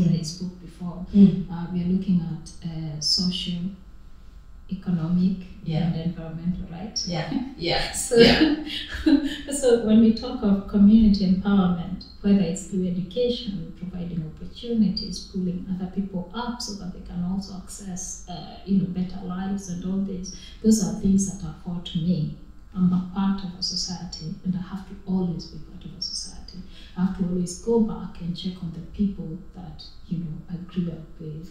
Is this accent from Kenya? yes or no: yes; Kenya; moved away as an adult; now in United Kingdom; I grew up in Kenya. I was born in Kenya, rather, and I grew up there.